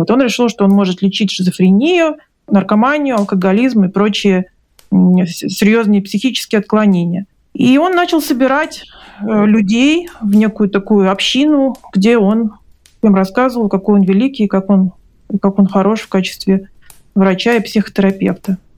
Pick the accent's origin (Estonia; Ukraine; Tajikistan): Tajikistan; Dushanbe; born there; я родилась в Душамбе у бабушки, то есть для меня это была родина, для меня это было что-то такое связанное только с теплом и родным гнездом, да.